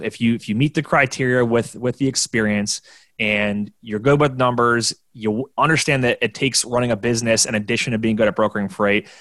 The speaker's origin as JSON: {"language": "English", "town": "Orchard Park", "region": "New York", "country": "United States", "said": "I'm from from Orchard Park, New York, where I'm 20 minutes outside of downtown Buffalo, and the stadium's in the suburbs down the street from me"}